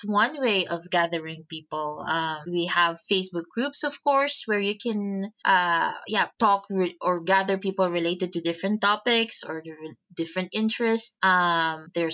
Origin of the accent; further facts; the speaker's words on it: Philippines; moved away; I'm originally from the Philippines